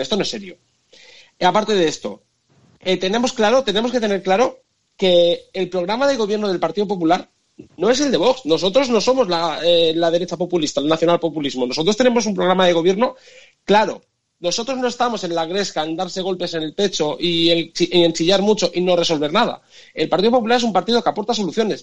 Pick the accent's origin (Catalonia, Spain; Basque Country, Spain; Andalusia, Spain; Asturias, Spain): Catalonia, Spain; Tarragona; now in Brussels, Belgium; Yo soy de Tarragona